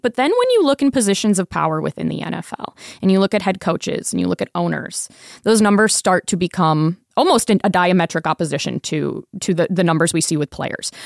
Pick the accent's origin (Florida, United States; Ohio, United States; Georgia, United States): Florida, United States; Tampa; now in Las Vegas, United States; I am from Tampa